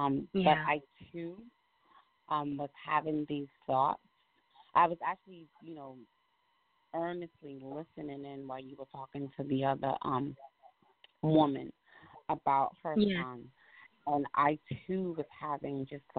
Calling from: Albany, New York, United States; I'm calling you from Albany, New York.

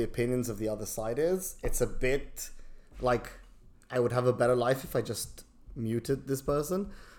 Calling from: London, United Kingdom; I'm joining you from London.

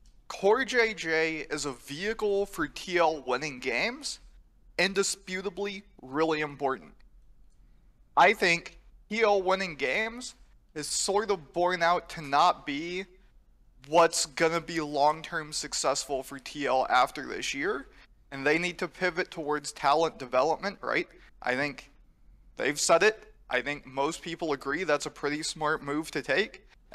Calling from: Seattle, Washington, United States

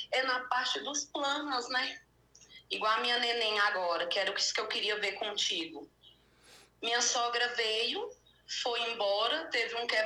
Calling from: Ituverava, São Paulo, Brazil; Eu sou de Ituverava.

